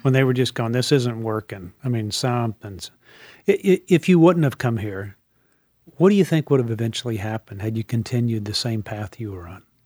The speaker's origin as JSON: {"language": "English", "town": "New Orleans", "region": "Louisiana", "country": "United States", "tie": "born or raised there", "said": "I was raised in New Orleans, and, and I knew as, when I was in junior high there"}